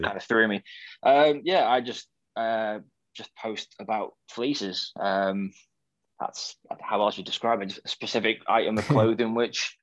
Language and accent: English; North Wales, United Kingdom; I grew up in a small town in North Wales